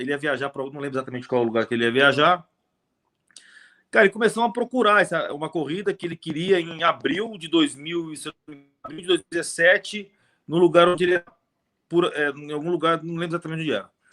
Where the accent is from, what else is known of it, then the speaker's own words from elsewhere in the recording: São Paulo, Brazil; a gente é de São Paulo, aqui da capital